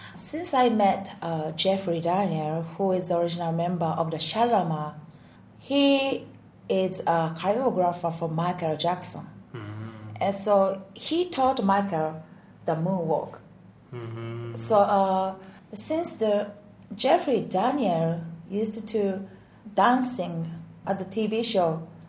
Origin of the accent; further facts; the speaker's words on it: Osaka, Japan; English is a second language; I'm originally from Osaka